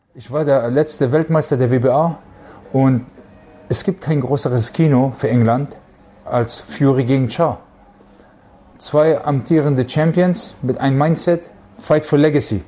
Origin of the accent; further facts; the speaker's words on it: Germany; bei uns zu Hause in Deutschland